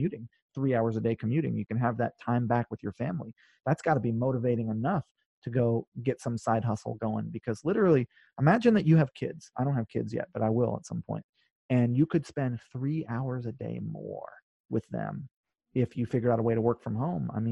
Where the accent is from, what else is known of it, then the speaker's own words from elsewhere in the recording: North Shore, Oahu, Hawaii, United States; also born or lived in California; now in New York, United States; I grew up on the North Shore. It's the best.